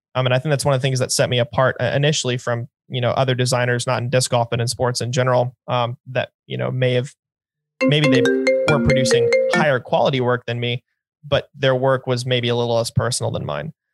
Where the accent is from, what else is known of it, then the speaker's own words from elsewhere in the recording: North Carolina, United States; I'm from North Carolina